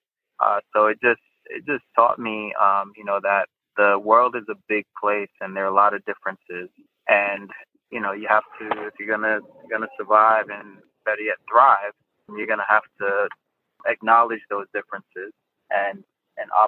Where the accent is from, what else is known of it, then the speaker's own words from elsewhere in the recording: Mount Vernon, New York, United States; also born or lived in Jamaica / Portmore, Jamaica; now in Los Angeles, United States; I was born in Jamaica. I left Jamaica, I think, when I was about 7. I moved to New York. So I basically grew up in a place called Mount Vernon, New York, high school in the Bronx.